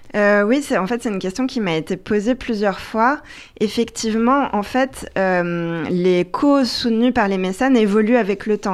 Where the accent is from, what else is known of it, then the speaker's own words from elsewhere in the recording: France; en tant que Française